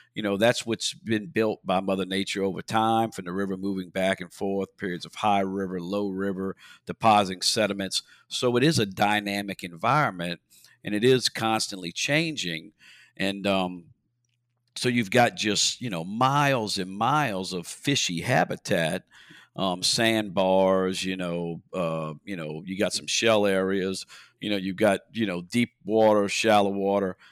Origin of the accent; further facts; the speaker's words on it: Port Sulphur, Louisiana, United States; now in Belle Chasse, United States; I was born and raised in Port Sulphur, Louisiana